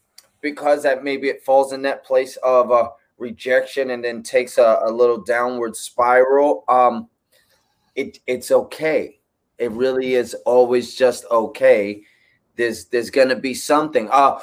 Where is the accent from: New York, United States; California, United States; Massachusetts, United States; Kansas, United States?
New York, United States; New York City; now in Los Angeles, United States; I grew up in the Bronx. I grew up with no dad. I grew up classically trained.